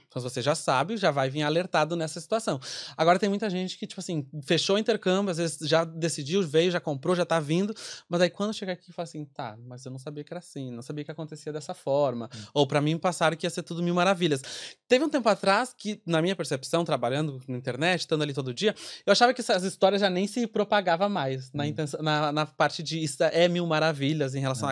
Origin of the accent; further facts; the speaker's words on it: Rio Grande do Sul, Brazil; moved away as an adult; now in Ireland; eu sou do Rio Grande do Sul, então quando eu vim pra cá